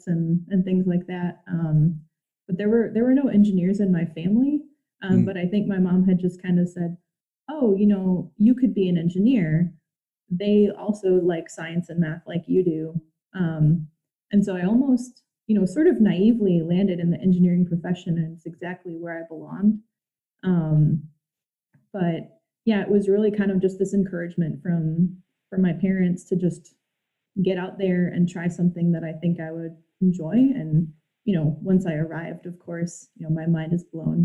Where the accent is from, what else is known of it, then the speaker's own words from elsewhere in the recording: Wisconsin, United States; moved away as an adult; also born or lived in Baltimore / Costa Rica / California; I grew up in Wisconsin, kind of a little bit like rural farm country area.